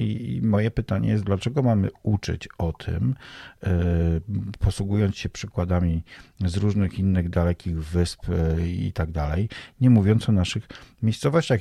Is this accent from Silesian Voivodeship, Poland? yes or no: no; Staropole, Pomeranian Voivodeship, Poland; moved away as an adult; now in Warsaw, Poland; w mojej rodzinnej, e, wsi w Staropole pod Malborkiem